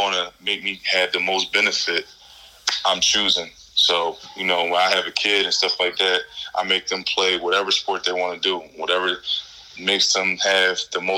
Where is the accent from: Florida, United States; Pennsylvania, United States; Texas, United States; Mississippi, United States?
Pennsylvania, United States; Philadelphia; I'm from North Philadelphia. North Philadelphia is a rough environment.